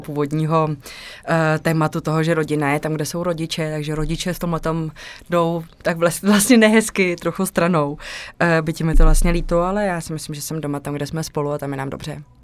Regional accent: Czechia; moved away as an adult; also born or lived in Mexico / Krč, Prague

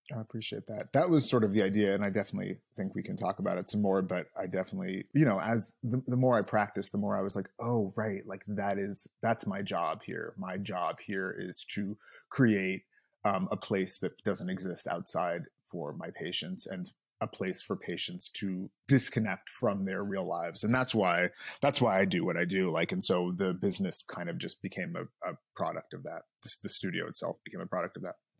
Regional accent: Los Angeles, California, United States; I, uh, grew up here in L

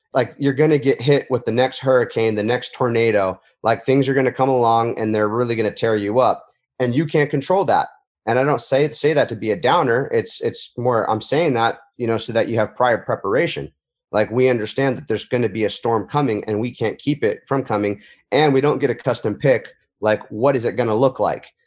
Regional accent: Huntington Beach, California, United States; my hometown Huntington Beach, California

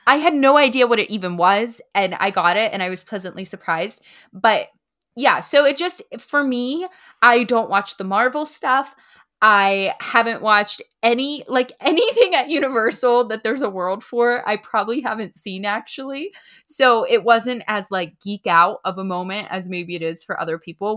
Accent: Punxsutawney, Pennsylvania, United States; I'm settled here. This is my hometown, and I love it. It's just a quaint little town

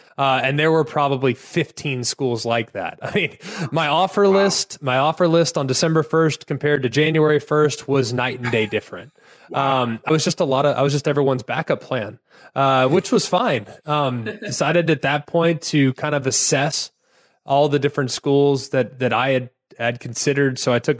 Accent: Southlake, Texas, United States; But yeah, I'm from Southlake, so I had kind of an interesting recruiting story.

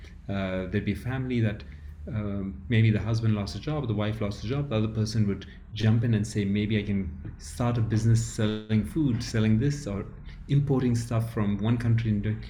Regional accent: Ethiopia; I grew up in Ethiopia where it is a large village of a lot of people and you have your family, you've extended people.

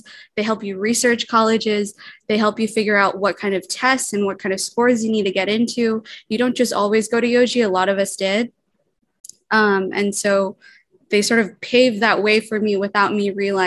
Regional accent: Guam; I'm half Palauan, half Pohnpeian, born and raised on Guam.

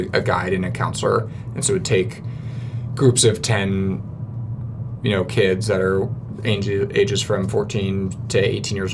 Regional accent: Portland, Oregon, United States; moved away as an adult; now in Salt Lake Valley, United States; I grew up in Portland

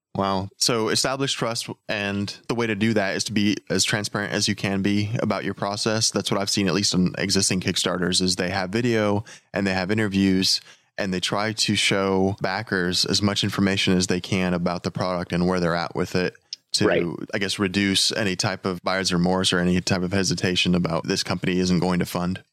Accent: Texas, United States; I'm from Texas

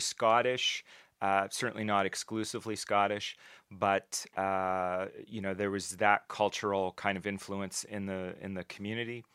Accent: New Glasgow, Nova Scotia, Canada; I grew up mostly in New Glasgow in, uh, Pictou County in Nova Scotia. We moved around a little bit, but it was mostly there

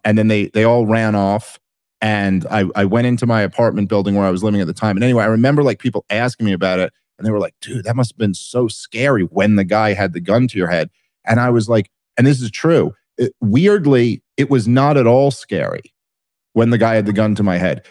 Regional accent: Brooklyn, New York, United States; I grew up in Brooklyn in the eighties and nineties

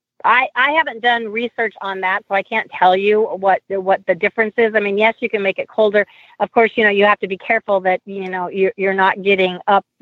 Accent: Omaha, Nebraska, United States; I'm from Omaha, Nebraska, where it does snow

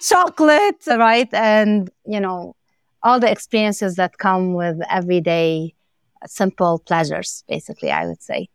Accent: Lebanon; moved away; growing up in Lebanon and, and coming as an immigrant with my family

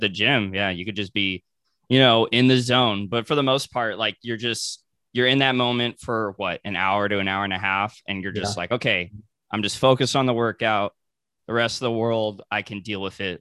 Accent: Ventura County, Southern California, United States; I'm from SoCal. So, like, I'm an hour out of LA. So, I'm from, like, Ventura County

